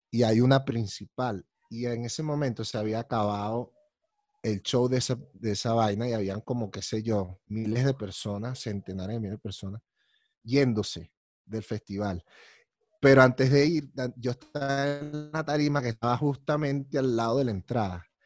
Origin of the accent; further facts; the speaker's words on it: Colombia; Yo soy de Colombia y tal, no sé qué y tal, pim, pum, pam.